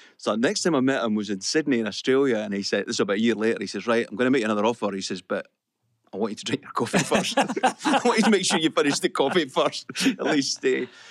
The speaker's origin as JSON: {"language": "English", "area": "the Borders", "region": "Scotland", "country": "United Kingdom", "tie": "born or raised there", "said": "I was brought up in the Borders, uh, brought up in a council house."}